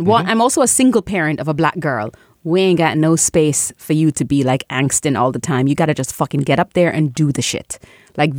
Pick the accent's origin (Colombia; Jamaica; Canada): Jamaica; I'm Caribbean, I'm Jamaican